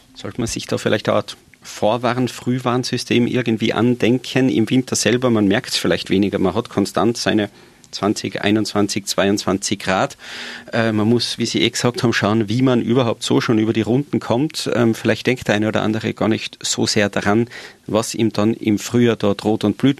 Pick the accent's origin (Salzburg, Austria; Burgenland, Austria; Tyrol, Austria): Tyrol, Austria; bei uns in Tirol